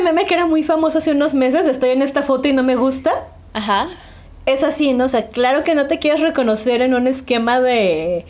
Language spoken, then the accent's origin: Spanish; Mexico; las que crecimos en los noventas en México